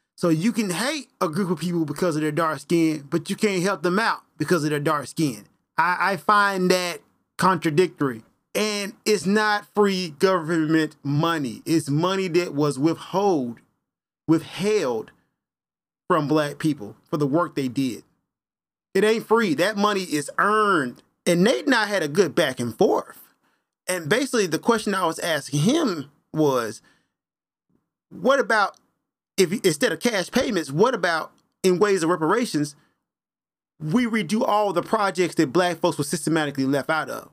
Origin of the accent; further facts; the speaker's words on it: Memphis, Tennessee, United States; I am from Memphis, Tennessee